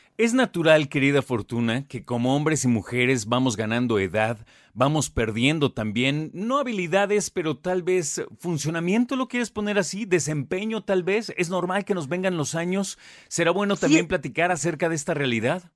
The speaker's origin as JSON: {"language": "Spanish", "country": "Mexico", "said": "a nosotros como mexicanos"}